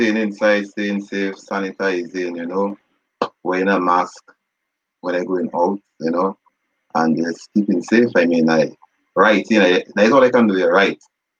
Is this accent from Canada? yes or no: no; Dominica; also born or lived in Nevis, Saint Kitts and Nevis; No, I was born in Nevis. For those who don't know, yes, I was born in Nevis. I came to Dominica when I was a year and 6 months, you know, so technically a Dominican.